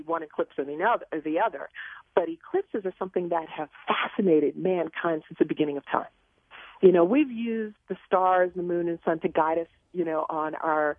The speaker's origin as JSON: {"language": "English", "town": "New York City", "region": "New York", "country": "United States", "tie": "born or raised there", "said": "growing up in Queens, we had a backyard full of vegetables"}